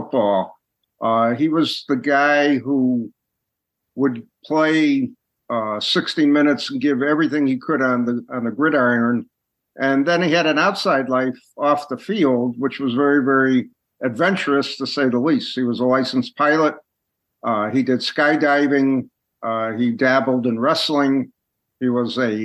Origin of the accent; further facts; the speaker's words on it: Connecticut, United States; moved away; I was originally from Connecticut